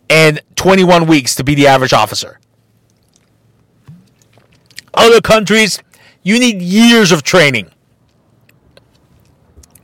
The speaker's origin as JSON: {"language": "English", "country": "Mexico", "moved": "yes", "said": "I'm from Mexico, knowing that I have a Mexican name, even though I look Caucasian"}